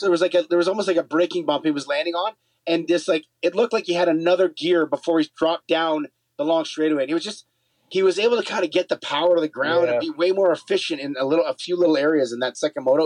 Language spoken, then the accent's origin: English; Canada; We're Canadian